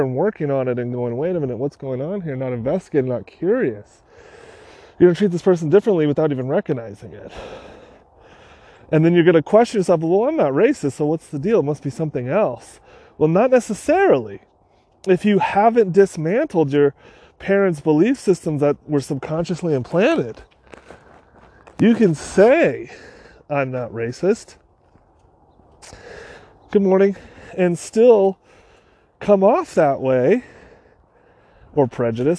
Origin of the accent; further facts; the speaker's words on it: California, United States; we were born and raised in California